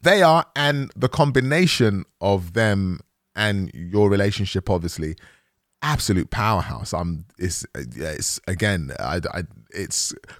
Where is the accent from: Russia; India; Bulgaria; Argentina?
Bulgaria; Because I'm from Bulgaria and I'm not really sure, we like eating fish on a Sunday and you guys don't really get it